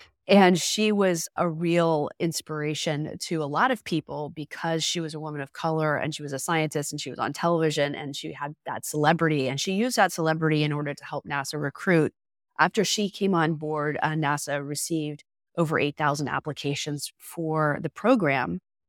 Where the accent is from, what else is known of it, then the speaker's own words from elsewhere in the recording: Florida, United States; I grew up in South Florida and not that far from the Cape.